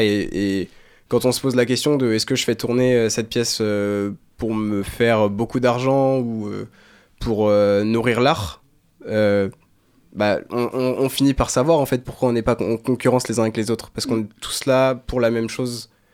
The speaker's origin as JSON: {"language": "French", "town": "Saint-Père-Marc-en-Poulet", "region": "Brittany", "country": "France", "tie": "born or raised there", "also_born_or_lived": "Saint-Malo", "said": "J'ai grandi à Saint-Père-Marc-en-Poulet. C'est pas Saint-Malo, c'est à 8 minutes en voiture de Saint-Malo"}